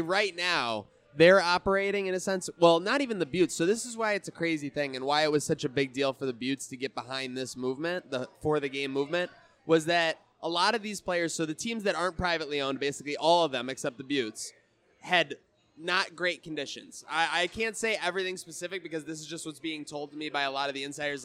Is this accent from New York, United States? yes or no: yes; Buffalo, New York, United States; also born or lived in Westchester, New York / Syracuse; I was born in Buffalo, moved, moved to Westchester, New York, moved back to upstate New York